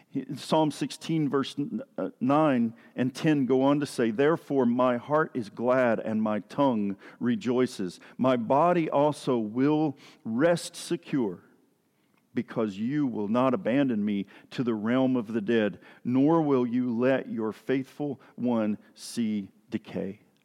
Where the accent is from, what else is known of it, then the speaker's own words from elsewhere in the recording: East Tennessee, United States; moved away; I grew up down in Tennessee, in East Tennessee